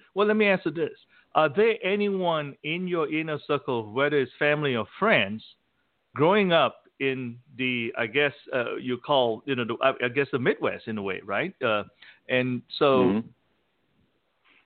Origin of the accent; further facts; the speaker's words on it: Malaysia; moved away; growing up in Malaysia, you have two separate worlds in a sense